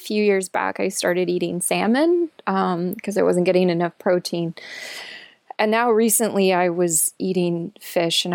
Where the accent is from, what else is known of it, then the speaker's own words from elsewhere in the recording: Aurora, Illinois, United States; I grew up in the Midwest